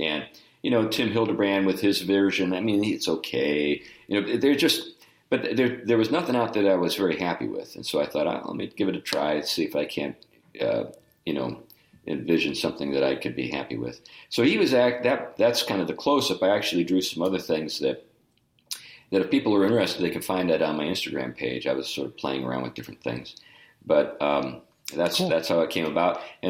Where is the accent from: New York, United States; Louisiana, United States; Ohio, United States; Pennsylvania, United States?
Pennsylvania, United States; Meadville; born there; also born or lived in Buffalo / St. Louis; I was born in Meadville, PA, which is in the western part of Pennsylvania, right off of I-79 and just a little south of Erie. And but anyway, that's where I was born.